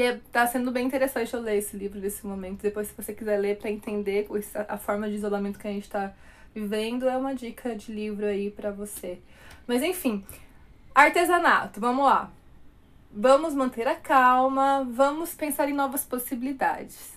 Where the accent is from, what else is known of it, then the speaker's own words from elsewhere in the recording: Brazil; Nós somos brasileiros